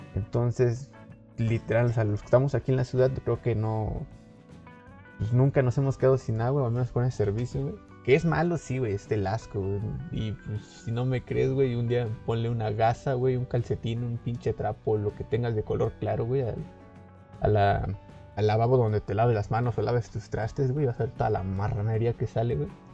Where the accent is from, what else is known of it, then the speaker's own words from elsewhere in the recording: Mexico; nosotros como ciudadanos mexicanos